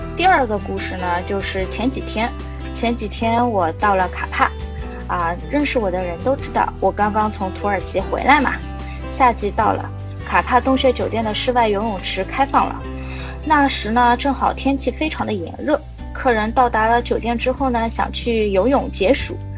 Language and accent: Chinese; Shanghai, China; 我们是上海人，上海能看到那种鹅毛大雪的概率真的是很低，很低，很低